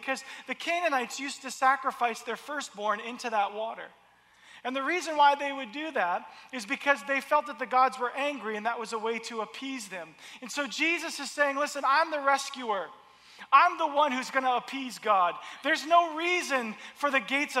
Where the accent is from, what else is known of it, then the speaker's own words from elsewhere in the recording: the South, United States; when I was a child, I grew up in the South in the United States